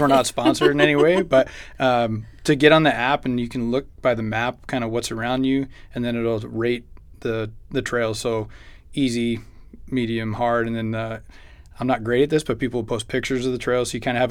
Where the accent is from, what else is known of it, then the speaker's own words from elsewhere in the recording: Massachusetts, United States; now in Chandler, United States; I'm from Massachusetts